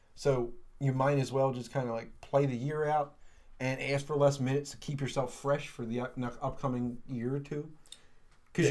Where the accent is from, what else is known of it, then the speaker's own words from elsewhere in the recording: Philadelphia, Pennsylvania, United States; as a Philadelphian